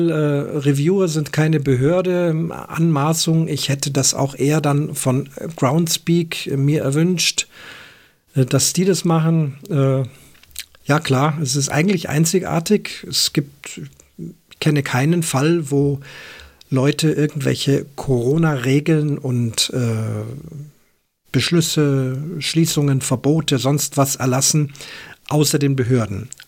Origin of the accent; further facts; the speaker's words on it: Switzerland; Aber auch bei uns in der Schweiz gab es solche Tendenzen mit den Bayern als Vorbild.